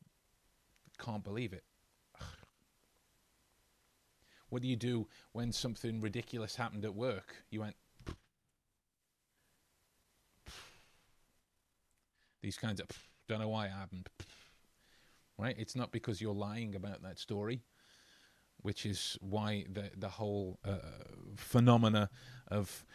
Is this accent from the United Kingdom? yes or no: yes; England, United Kingdom; as we English folks would say